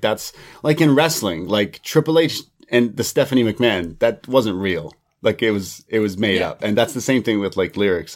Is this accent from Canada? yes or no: yes; Canada; me as a Canadian